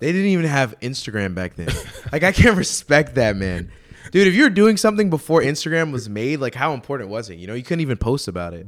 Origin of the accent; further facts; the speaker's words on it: Houston, Texas, United States; I'm from Houston